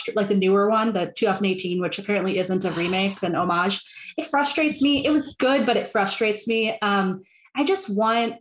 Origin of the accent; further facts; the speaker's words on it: Milwaukee, Wisconsin, United States; I'm American. I grew up in the Midwest. I'm from Milwaukee, Wisconsin